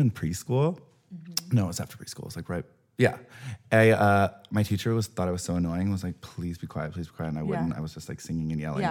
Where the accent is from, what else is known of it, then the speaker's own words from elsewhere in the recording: Texas, United States; now in Los Angeles, United States; I grew up closeted in Texas